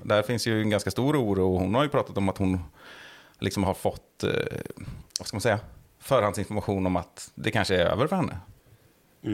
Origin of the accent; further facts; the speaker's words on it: Sweden; jag är svensk